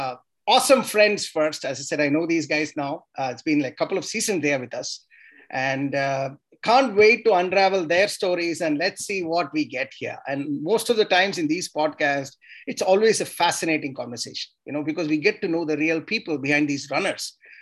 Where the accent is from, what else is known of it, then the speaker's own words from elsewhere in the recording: Tamil Nadu, India; I'm from Tamil Nadu, so it feels good that you can speak Tamil.